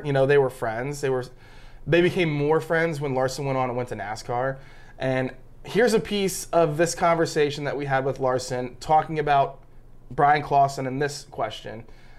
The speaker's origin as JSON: {"language": "English", "town": "Lima", "region": "Ohio", "country": "United States", "tie": "born or raised there", "said": "I grew up in Lima, Ohio my entire life."}